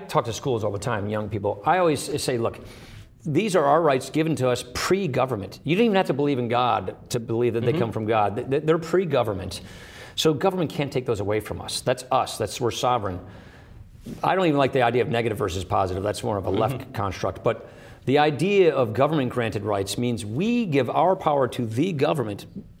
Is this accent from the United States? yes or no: yes; Wisconsin, United States; I come from Wisconsin, which is the birthplace of the Progressive Party.